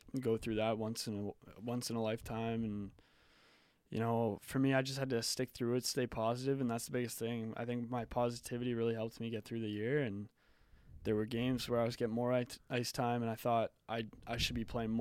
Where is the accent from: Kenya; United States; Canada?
Canada; Halifax, Nova Scotia; growing up in Halifax watching the Mooseheads